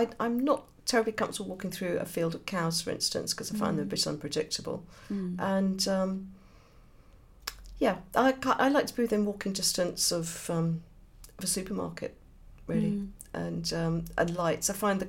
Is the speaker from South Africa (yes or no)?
no; Birmingham, West Midlands, United Kingdom; Yeah, I'm a Brummie.